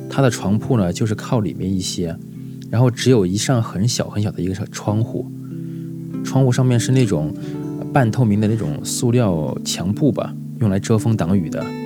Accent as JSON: {"language": "Chinese", "town": "Luohe", "region": "Henan", "country": "China", "tie": "born or raised there", "moved": "yes", "lives_now": "Zhongshan, China", "said": "今年三十岁，河南漯河人，现在在广东中山生活"}